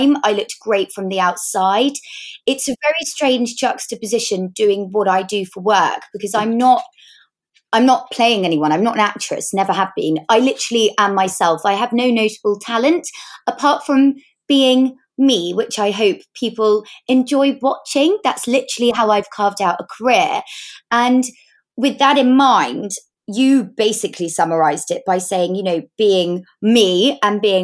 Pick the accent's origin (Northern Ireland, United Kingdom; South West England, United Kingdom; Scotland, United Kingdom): South West England, United Kingdom; Devon; moved away; I grew up in Devon